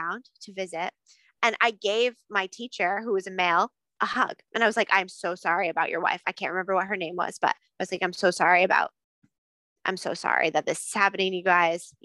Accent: Maine, United States; we're from Maine

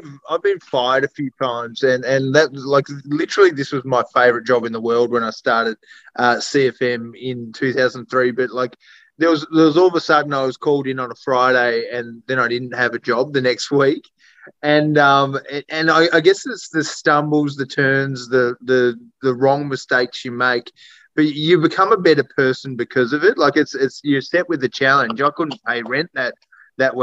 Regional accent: Tasmania, Australia; I'm from Tassie.

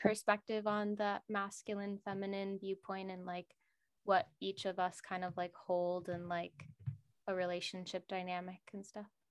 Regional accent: Minnesota, United States; now in Los Angeles, United States; I'm from Minnesota, so it was quite flat out there

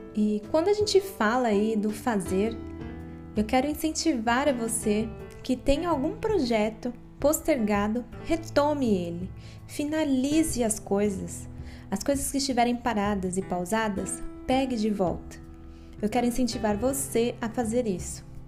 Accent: Guarulhos, São Paulo, Brazil; eu nasci e vivo em Guarulhos, São Paulo

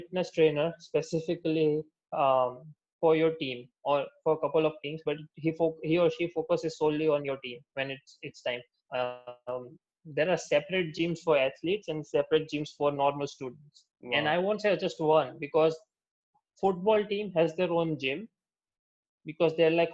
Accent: Gujarat, India; also born or lived in United States; I'm coming from Gujarat, so there's no sort of bar culture or drinking culture over here in general.

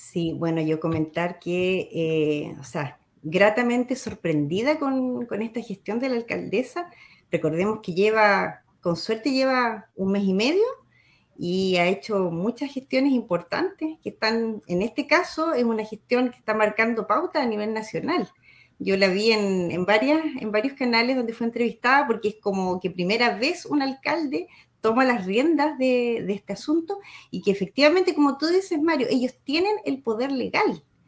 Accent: Chile; como somos los chilenos

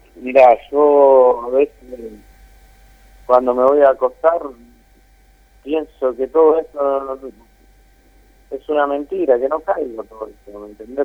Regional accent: Guatimosín, Córdoba, Argentina; moved away; also born or lived in Buenos Aires / Rosario; me fui para mi pueblo, que yo soy del sur de Córdoba, un poquito, Guatimosín

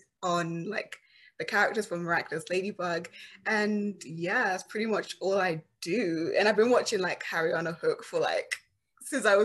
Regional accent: London, United Kingdom; moved away as an adult; now in Los Angeles, United States; I'm originally from London, but then I moved to like LA for screenwriting

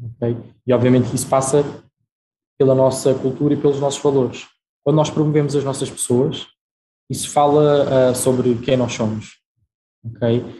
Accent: Portugal; also born or lived in Brazil; Eu uh, nasci no Brasil, e vim para Portugal com a minha família muito novo, tinha 4 anos

